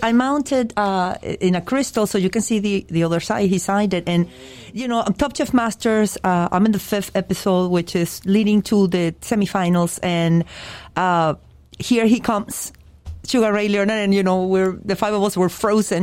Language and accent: English; Venezuela; moved away as an adult; now in Miami, United States; I was born in Venezuela and I moved uh, to this country very young, 20, 19, 20 years old.